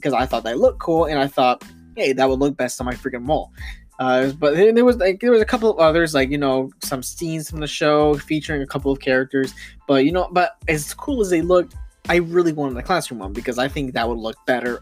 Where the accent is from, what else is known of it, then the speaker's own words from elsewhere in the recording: United States; I'm American